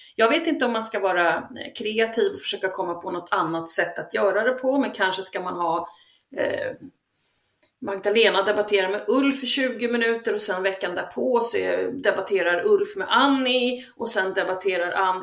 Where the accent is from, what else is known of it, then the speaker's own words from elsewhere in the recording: Sweden; vi är ju svenskar